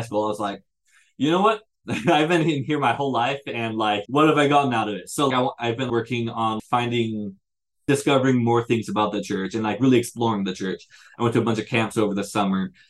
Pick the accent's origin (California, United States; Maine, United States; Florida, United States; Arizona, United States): Arizona, United States; Chandler; also born or lived in Bend, Oregon; I am from Chandler, Arizona.